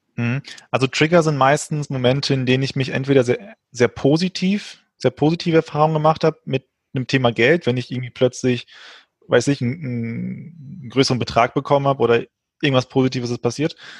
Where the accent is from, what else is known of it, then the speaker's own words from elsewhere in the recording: Frankfurt, Hesse, Germany; also born or lived in Portugal; gebürtig Portugiese, bin in, dann relativ früh nach Frankfurt gekommen, hier aufgewachsen